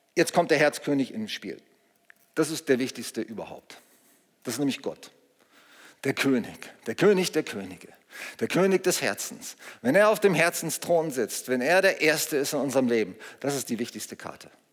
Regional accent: Germany; wir sind in Deutschland geboren

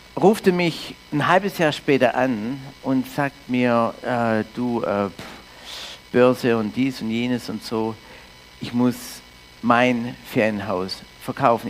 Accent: Canada; also born or lived in Norderstedt, Germany; now in Füssen, Germany; ich komme aus Kanada ursprünglich, bin Deutsch-Kanadier in Kanada aufgewachsen

